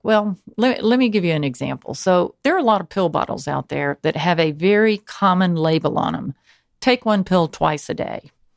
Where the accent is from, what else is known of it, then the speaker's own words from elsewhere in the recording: Newnan, Georgia, United States; I grew up in Noonan, Georgia